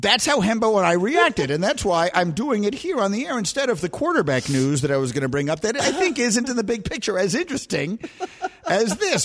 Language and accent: English; New York City, New York, United States; moved away; also born or lived in Chicago; I grew up in New York City